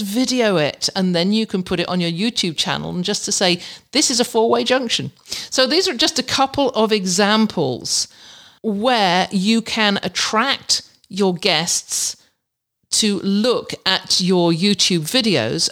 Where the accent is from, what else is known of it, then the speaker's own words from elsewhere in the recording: England, United Kingdom; moved away; you don't have them in England. We have roundabouts